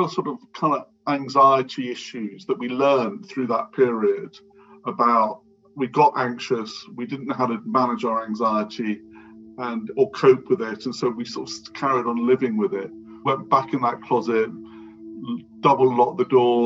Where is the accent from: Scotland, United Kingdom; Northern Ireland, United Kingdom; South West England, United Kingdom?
South West England, United Kingdom; Devon; I grew up in Devon